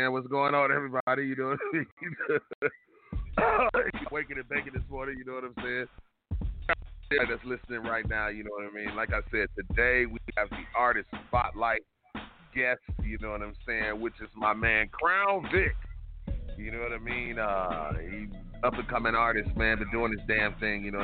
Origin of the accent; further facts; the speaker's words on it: California, United States; Cali, man. I'm from Cali.